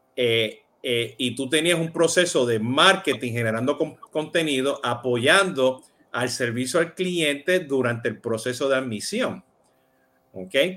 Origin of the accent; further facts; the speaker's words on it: Puerto Rico; yo soy boricua